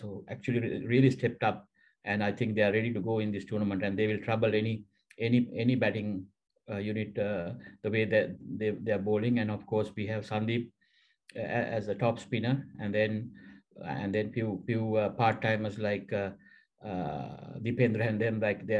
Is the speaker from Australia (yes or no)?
no; Colombo, Western Province, Sri Lanka; I studied in one of the top schools in Colombo.